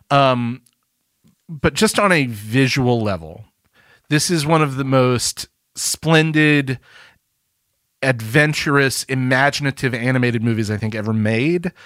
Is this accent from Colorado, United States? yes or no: no; Birmingham, Alabama, United States; I am from Birmingham, Alabama